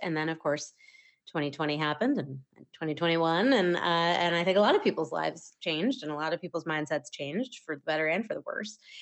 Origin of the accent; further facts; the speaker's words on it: Maine, United States; moved away as an adult; also born or lived in Wells, Maine; now in Las Terrenas, Dominican Republic; I grew up in the state of Maine